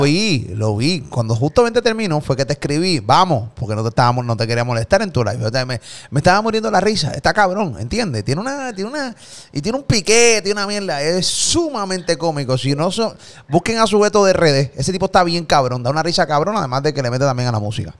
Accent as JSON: {"language": "Spanish", "country": "Puerto Rico", "said": "Yo soy de Puerto Rico"}